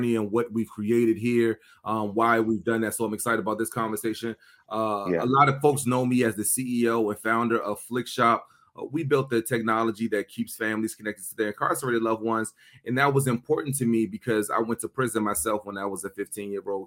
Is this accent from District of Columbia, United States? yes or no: yes; Washington, District of Columbia, United States; also born or lived in Prince George's County, Maryland; I grew up here in the Washington, D.C. area. So, you know, I went to elementary school in Northeast D.C. and then my family moved to Prince George's County when I got in like middle school